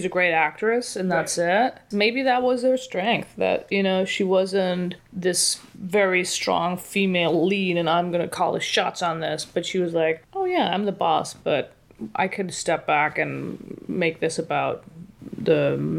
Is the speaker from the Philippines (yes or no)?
no; Paris, Île-de-France, France; French. I was born in Paris.